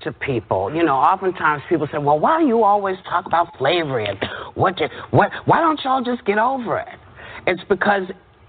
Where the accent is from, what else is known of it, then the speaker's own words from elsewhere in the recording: United States; being born in this country, I didn't come from somewhere else. I was born here.